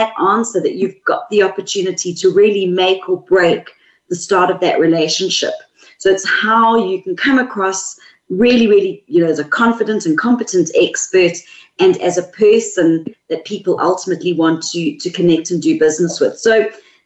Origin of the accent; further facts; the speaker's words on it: South Africa; accent: South African; moved away as an adult; now in Sydney, Australia; The accent is South African, and we've been in Australia for 3 years. So I'm a mix at the moment.